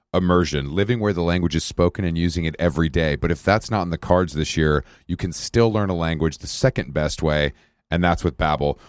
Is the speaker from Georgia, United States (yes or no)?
yes; Atlanta, Georgia, United States; also born or lived in New York; now in Los Angeles, United States; I'm from Atlanta. I'm from the South